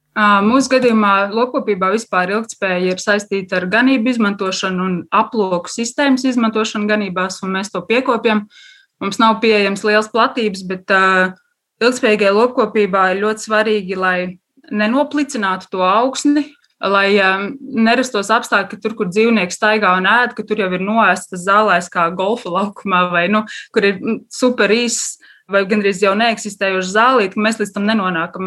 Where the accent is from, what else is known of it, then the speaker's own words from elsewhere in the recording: Latvia; es esmu no laukiem, es esmu dzimusi tepat uh, Bauskas pusē, lauksaimnieku ģimenē